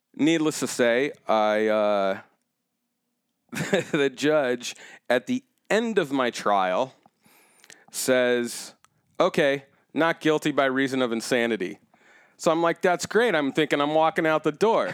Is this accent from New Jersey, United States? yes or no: no; Orange County, California, United States; moved away as an adult; also born or lived in Chicago; growing up in Orange County, I was always too black to be white and too white to be black.